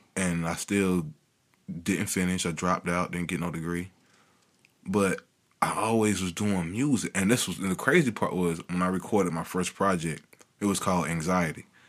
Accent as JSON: {"language": "English", "town": "Kinston", "region": "North Carolina", "country": "United States", "tie": "born or raised there", "said": "it's tough growing up in Kingston"}